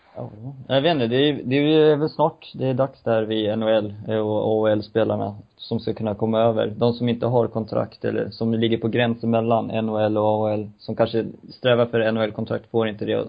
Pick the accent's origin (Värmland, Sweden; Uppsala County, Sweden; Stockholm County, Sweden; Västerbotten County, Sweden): Uppsala County, Sweden; Uppsala; min kära hemmastad Uppsala